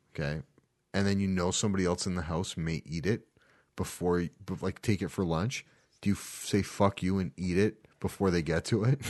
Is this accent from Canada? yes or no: yes; Canada; Being that we're Canadian